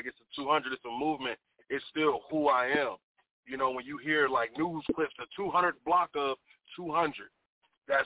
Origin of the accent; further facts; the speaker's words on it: Kansas City, Missouri, United States; I'm from Kansas City, Missouri. You know, the 816